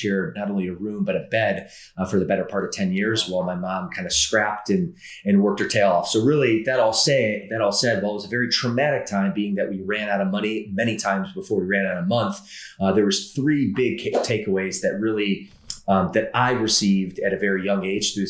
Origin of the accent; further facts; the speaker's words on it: Midwest, United States; also born or lived in Atlanta, Georgia; I typically say I'm from the Midwest. It would be true in the sense I spent 12 years there, but actually my first 10 years of life, I spent in a suburb of Atlanta, Georgia